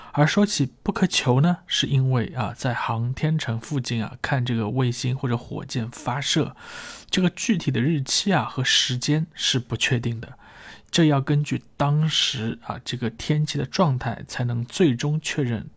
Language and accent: Chinese; China; 作为一个中国人的内心啊，自然就开始激动起来